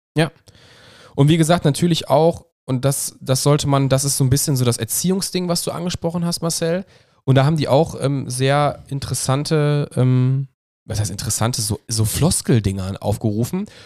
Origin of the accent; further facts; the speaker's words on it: Ruhr area, North Rhine-Westphalia, Germany; wir kommen aus dem Pott